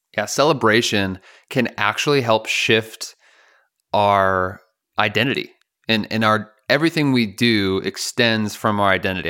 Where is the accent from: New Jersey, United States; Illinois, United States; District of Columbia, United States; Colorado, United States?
Illinois, United States; Chicago; I grew up in Chicago